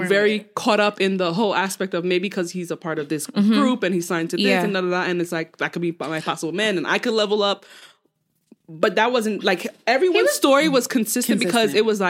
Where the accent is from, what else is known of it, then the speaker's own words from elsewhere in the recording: New York City, New York, United States; we're from New York.